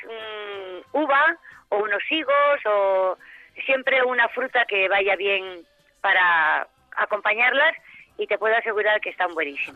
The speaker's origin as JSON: {"language": "Spanish", "town": "Cáceres", "region": "Extremadura", "country": "Spain", "said": "soy de Cáceres, soy extremeña"}